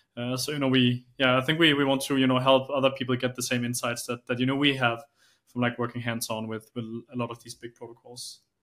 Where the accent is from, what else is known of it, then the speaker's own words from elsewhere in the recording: Denmark; I'm from Denmark.